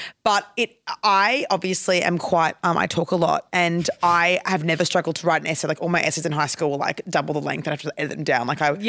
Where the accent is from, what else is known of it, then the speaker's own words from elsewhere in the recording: Queensland, Australia; I'm from Queensland